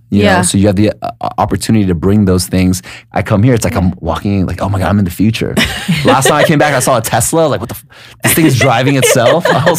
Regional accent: San Diego, California, United States; moved away as an adult; also born or lived in Los Angeles; now in Vietnam; So I'm originally from San Diego, and then I think it's been about 10 years ago. I moved to Los Angeles. I think it was like 2009, 2010.

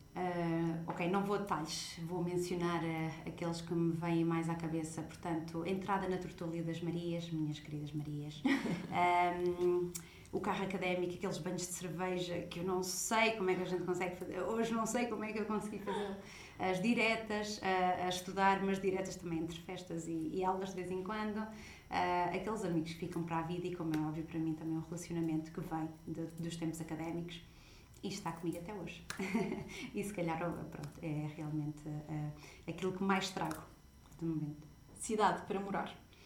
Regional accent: Portugal; moved away; sou portuguesa

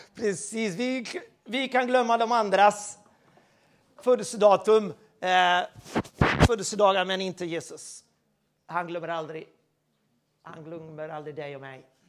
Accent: Sweden; Jag är svensk

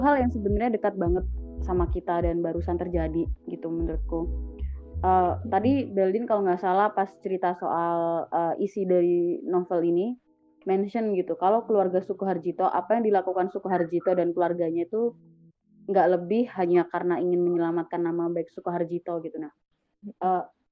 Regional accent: Java, Indonesia; aku Jawa tapi aku bukan kayak Jawa yang kalian kenal

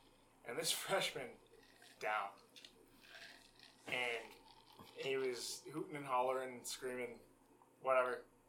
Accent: Boston, Massachusetts, United States; moved away; So I'm from the Boston area, that's where I grew up. That's not where I live now

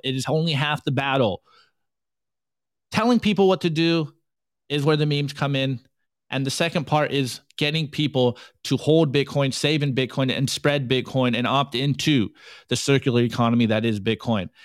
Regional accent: United States; I'm an American public school student

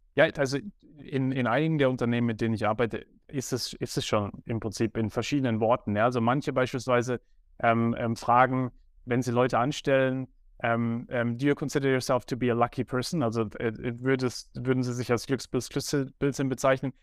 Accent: Germany; Ich bin in Deutschland aufgewachsen

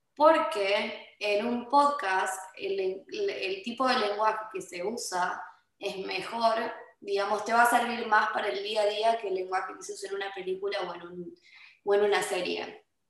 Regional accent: Argentina; moved away as an adult; now in California, United States; en Argentina nosotros almorzamos como cenamos

